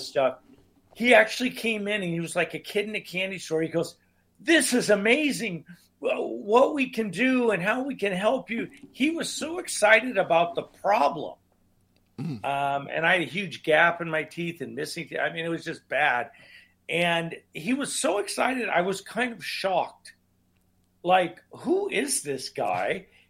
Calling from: Oregon, United States; Just outside of Portland, Oregon, on the West Coast.

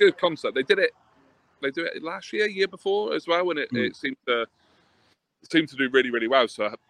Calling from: Plymouth, South West England, United Kingdom; I'm down in Plymouth, so I'm not far from Sonny, wherever he is about to join us from.

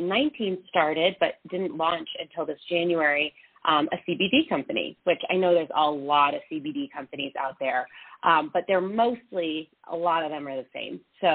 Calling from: Denver, Colorado, United States; I'm calling from Denver.

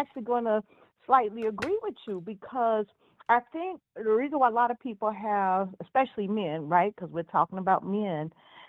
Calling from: Chicago, Illinois, United States; calling from Chicago.

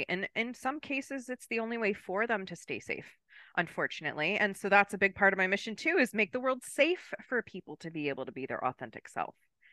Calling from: Maryland, United States; And I am joining you from Maryland, East Coast of the United States.

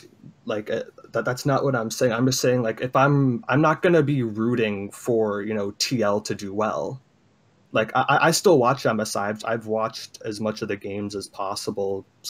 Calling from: Illinois, United States; Chicagoland area.

